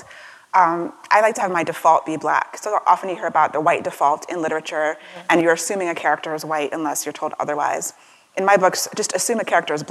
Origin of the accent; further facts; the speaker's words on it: Maryland, United States; also born or lived in Washington, D.C.; I grew up in Maryland for most of my life